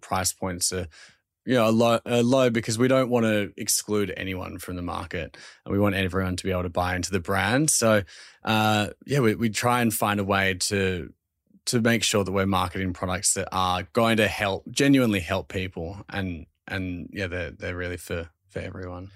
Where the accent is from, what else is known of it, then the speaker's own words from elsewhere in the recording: Australia; accent: Australian; my Australian accent is times ten when I'm over there pitching the brand